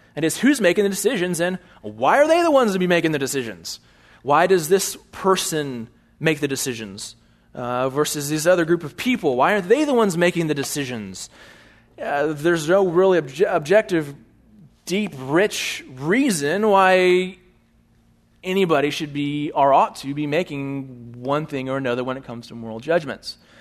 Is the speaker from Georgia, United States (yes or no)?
no; Bryan, Texas, United States; also born or lived in California; I was born in Bryan, Texas